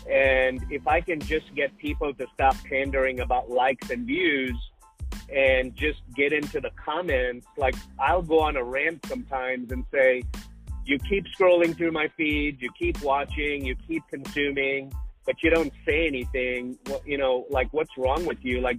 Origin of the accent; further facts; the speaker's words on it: Sudbury, Ontario, Canada; I grew up in northern Canada. It's called Sudbury